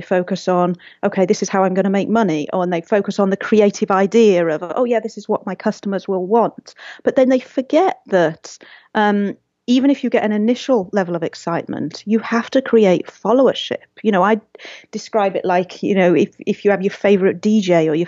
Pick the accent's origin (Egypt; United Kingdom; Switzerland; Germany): United Kingdom; England; also born or lived in Seattle; now in Pasadena, United States; I'm from England